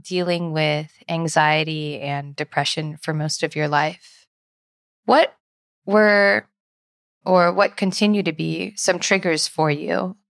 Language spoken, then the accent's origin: English; California, United States; we're both from California.